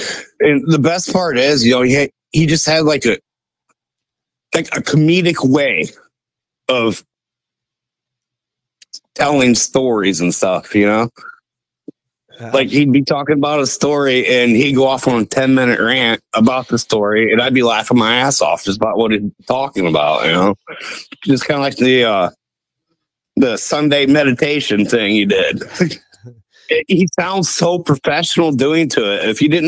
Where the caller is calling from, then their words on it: Ohio, United States; from Northwest Ohio.